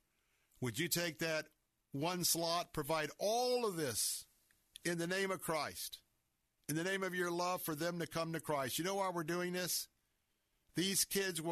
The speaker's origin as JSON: {"language": "English", "town": "Tampa", "region": "Florida", "country": "United States", "tie": "born or raised there", "said": "was born and raised right here in Tampa, Florida"}